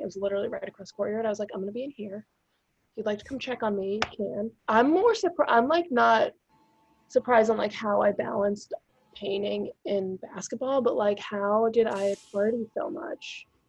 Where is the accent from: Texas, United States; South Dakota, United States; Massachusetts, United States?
Massachusetts, United States; North Shore; also born or lived in Melrose, Massachusetts / Virginia; now in Somerville, United States; I grew up on the North Shore